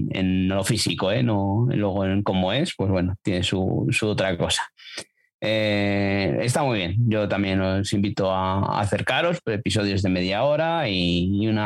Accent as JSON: {"language": "Spanish", "region": "Castile", "country": "Spain"}